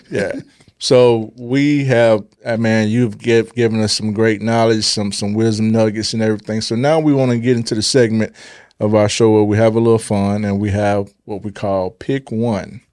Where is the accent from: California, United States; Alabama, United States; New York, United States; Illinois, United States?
Illinois, United States; Chicago; I was born in Chicago.